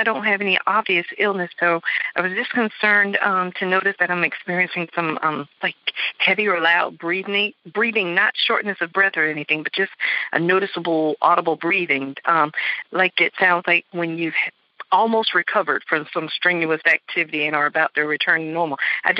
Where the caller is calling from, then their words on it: West Palm Beach, Florida, United States; I'm calling from West Palm Beach, Florida.